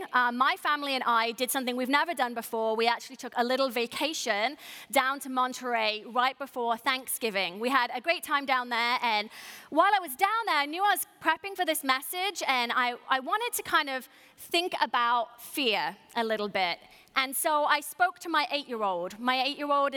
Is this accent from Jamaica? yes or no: no; United Kingdom; what I'm calling a ham sandwich, because I'm British